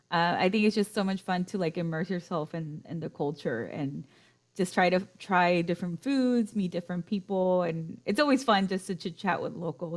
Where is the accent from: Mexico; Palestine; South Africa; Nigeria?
Mexico; also born or lived in United States; growing up in Mexico, they always emphasize for me, since I was born in the US, they always emphasize, my parents did, to speak fluently in Spanish and to not lose that.